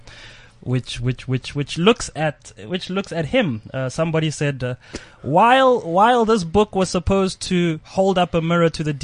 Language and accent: English; South Africa; I am a black South African man